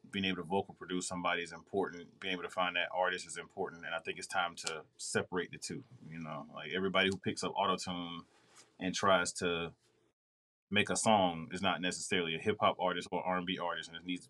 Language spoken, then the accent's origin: English; Raleigh, North Carolina, United States; Originally Raleigh, North Carolina, all day.